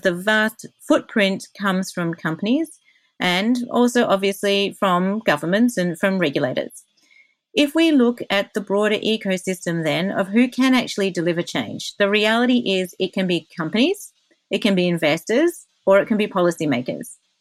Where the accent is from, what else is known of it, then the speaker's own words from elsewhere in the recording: Australia; I'm Australian.